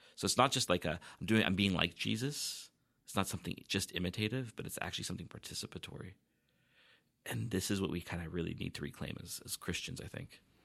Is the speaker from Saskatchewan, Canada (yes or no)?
no; Vancouver, British Columbia, Canada; now in Victoria, Canada; I grew up, uh, actually near Vancouver